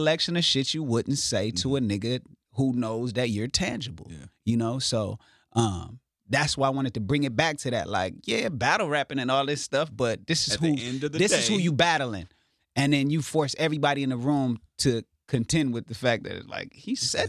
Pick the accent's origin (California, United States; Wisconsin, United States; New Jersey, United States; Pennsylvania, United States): California, United States; Inglewood; I'm from Inglewood, and I'm here to put on for my city.